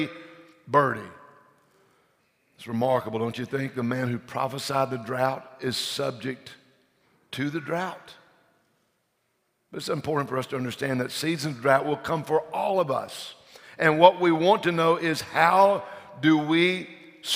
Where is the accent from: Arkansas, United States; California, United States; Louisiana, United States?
Louisiana, United States; we're from Louisiana